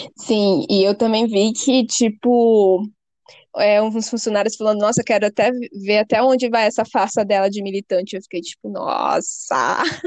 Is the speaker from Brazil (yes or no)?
yes; Manaus, Amazonas, Brazil; now in São Paulo, Brazil; Eu moro em São Paulo, ela mora em Manaus, nós dois somos de Manaus, mas eu moro aqui